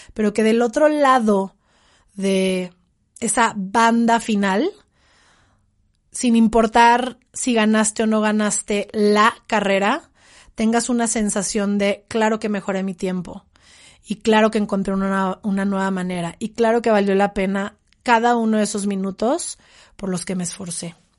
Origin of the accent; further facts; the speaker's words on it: Mexico; en el mundo, en mi país